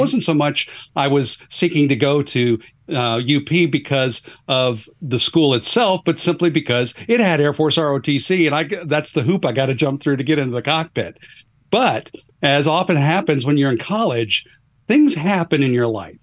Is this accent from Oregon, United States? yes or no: yes; Northwest Oregon, United States; moved away as an adult; now in Atlanta, United States; even though I live, uh, n, near Atlanta, uh, I grew up in the Pacific Northwest. Uh, I'm a, a Northwest Oregon kind of guy